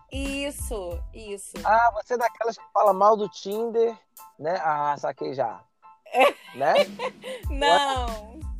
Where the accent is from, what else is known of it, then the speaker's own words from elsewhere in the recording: Rio de Janeiro, Brazil; Ela era de São Gonçalo e eu sou do Rio, né? Eu, eu moro no Rio atualmente.